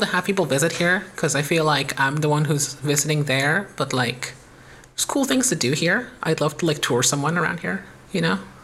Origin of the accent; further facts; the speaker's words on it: United States; by being American